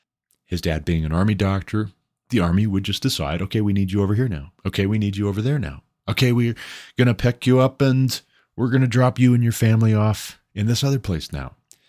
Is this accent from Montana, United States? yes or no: yes; Glendive, Montana, United States; now in Colorado, United States; I came out to find better opportunity economically in my home state in eastern Montana. I moved back to my hometown, settled my family there